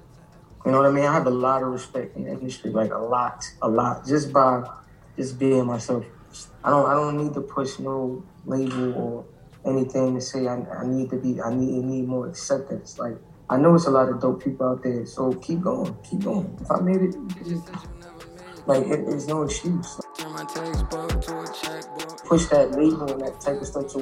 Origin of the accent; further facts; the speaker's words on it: New York City, New York, United States; I'm from Brooklyn